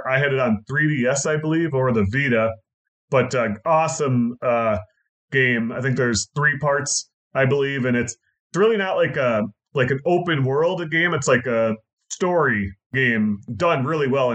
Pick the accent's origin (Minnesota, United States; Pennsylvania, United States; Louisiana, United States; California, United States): Minnesota, United States; We're from Minnesota